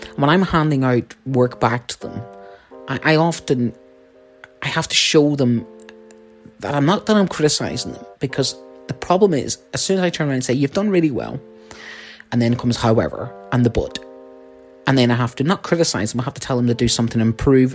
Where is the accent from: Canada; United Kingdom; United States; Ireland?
Ireland; I'm Irish